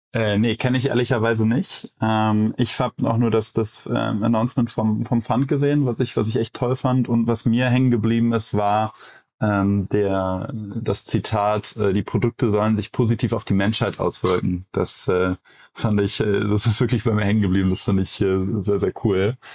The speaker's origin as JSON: {"language": "German", "town": "Cologne", "region": "North Rhine-Westphalia", "country": "Germany", "said": "ich als Kölner"}